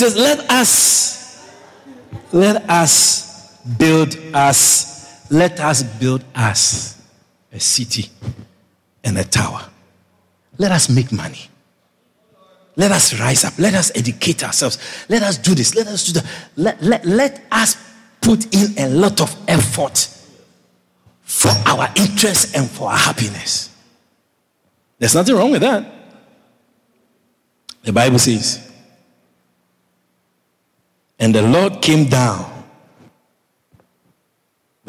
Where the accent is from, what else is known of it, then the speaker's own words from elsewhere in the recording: Guyana; I said, Guyana